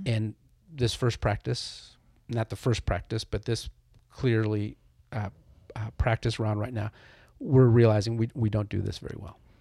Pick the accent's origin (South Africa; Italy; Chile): Chile; now in United States; I'm an immigrant. I was born in Chile, South America.